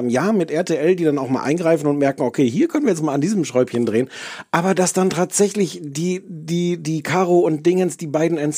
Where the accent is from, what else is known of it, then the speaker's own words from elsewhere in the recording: East Germany, Germany; also ich komme eigentlich, aus der DDR.